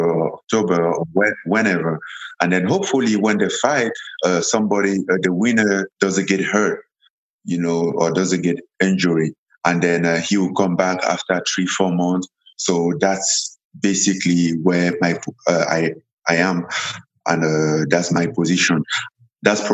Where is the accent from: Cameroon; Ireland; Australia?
Cameroon; English is a second language; moved away as an adult; also born or lived in France; now in Las Vegas, United States; I'm from Cameroon. Born and raised in Cameroon.